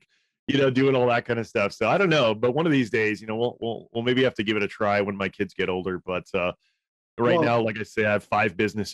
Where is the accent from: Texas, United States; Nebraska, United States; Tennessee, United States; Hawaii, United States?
Hawaii, United States; also born or lived in Northern California; now in Idaho, United States; I grew up in Hawaii